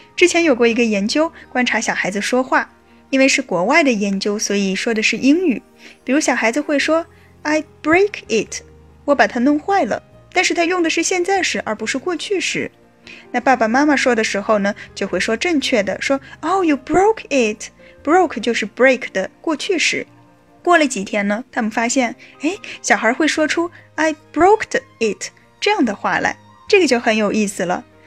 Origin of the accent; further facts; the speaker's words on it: China; 我们中国北方的许多人